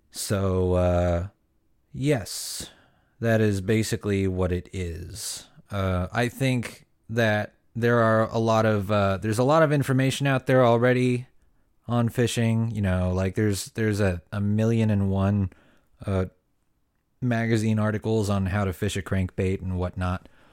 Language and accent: English; Ventura County, Southern California, United States; I was born and raised in Southern California, um, and, uh, particularly Ventura County area